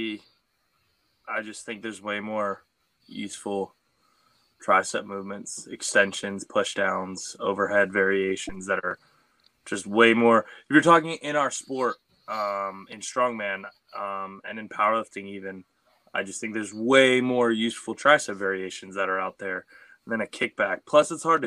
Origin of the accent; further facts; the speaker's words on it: Maryland, United States; I'm from Maryland. So I grew up on like good fresh seafood.